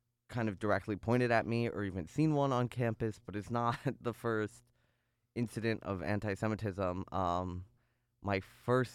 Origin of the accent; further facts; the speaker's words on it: Chicago, Illinois, United States; moved away as an adult; now in Ithaca, United States; I grew up in North Chicago, in a very, very Jewish area